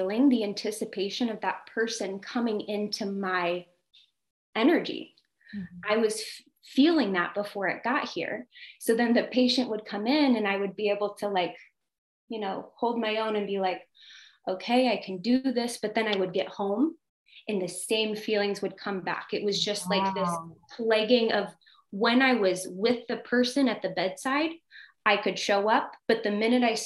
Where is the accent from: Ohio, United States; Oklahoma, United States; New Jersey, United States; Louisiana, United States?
Ohio, United States; moved away as an adult; now in California, United States; I'm from Ohio